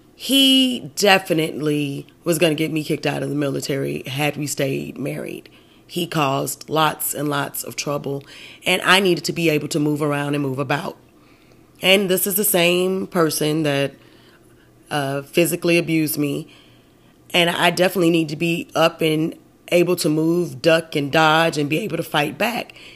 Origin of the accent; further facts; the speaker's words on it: United States; I'm American